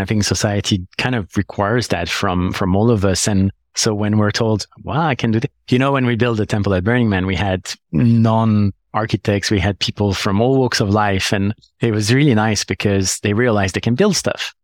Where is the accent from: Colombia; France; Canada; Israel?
France; Paris, Île-de-France; moved away as an adult; now in London, United Kingdom; I come from Paris, like, I'm born in Paris